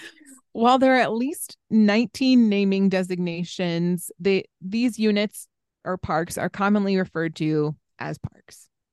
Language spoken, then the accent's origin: English; East Coast, United States; moved away; growing up on the East Coast